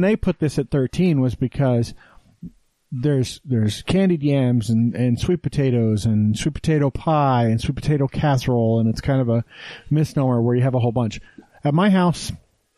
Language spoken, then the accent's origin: English; the South, United States; now in Utah, United States; I'm from the South